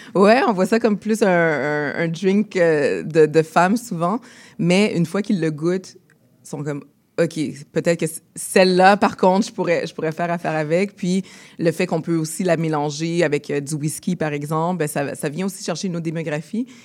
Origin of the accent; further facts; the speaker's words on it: Montreal, Quebec, Canada; on est tous les deux nés ici à Montréal, de parents haïtiens.